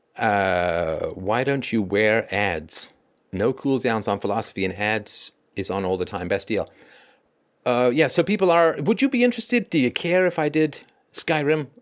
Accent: England, United Kingdom; also born or lived in Ireland / South Africa; now in Canada; I was born in Ireland, I grew up in England. Also spent a little bit of time in South Africa

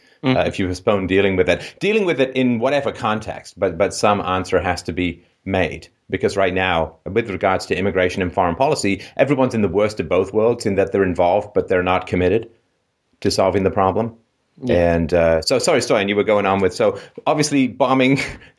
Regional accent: England, United Kingdom; now in Canada; growing up in England

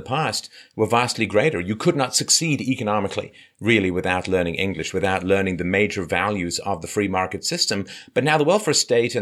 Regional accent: Ireland; moved away; I was born in Ireland, but I haven't lived there for a long, long time

